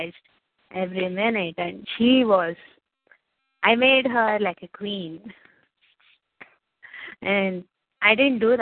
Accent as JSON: {"language": "English", "country": "India", "said": "I'm from India"}